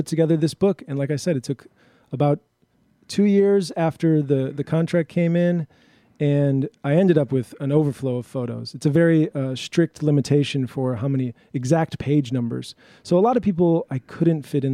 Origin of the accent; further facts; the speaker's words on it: Milwaukee, Wisconsin, United States; also born or lived in Minneapolis / Montreal; I'm a Milwaukee native. I grew up in the Sherman Park neighborhood.